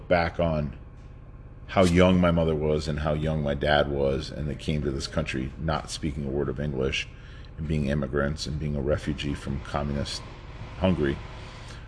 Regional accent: New York City, New York, United States; also born or lived in Los Angeles, California; now in Shakopee, United States; originally I was born in New York, Bronx kid

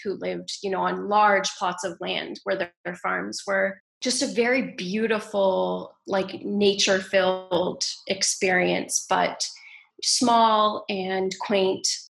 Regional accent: Ontario, Canada; also born or lived in Ottawa / Toronto; So I grew up in a small town in Ontario, in Canada

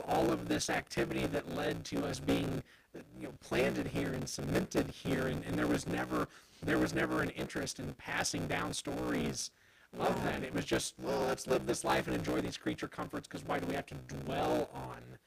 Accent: Carbondale, United States; I'm from Carbondale generations and generations back, live on a road named for, you know, my great-grandfather and a house that my grandpa built in 1964

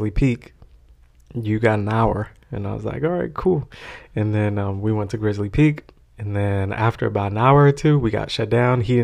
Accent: White Center, Washington, United States; also born or lived in San Francisco; I'm from White Center

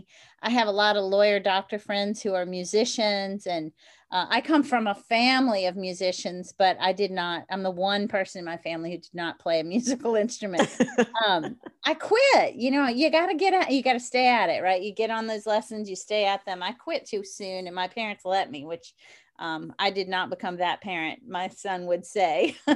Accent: New Orleans, Louisiana, United States; Well, I'm from New Orleans, so I love my jazz.

